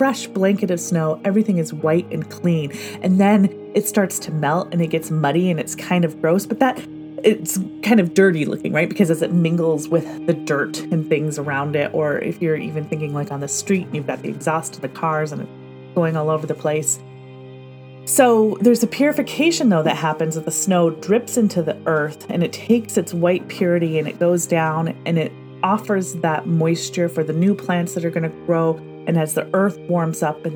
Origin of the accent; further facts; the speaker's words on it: Michigan, United States; moved away as an adult; now in Pacific Northwest, United States; I spent my formative years growing up in Michigan, which has traditional four seasons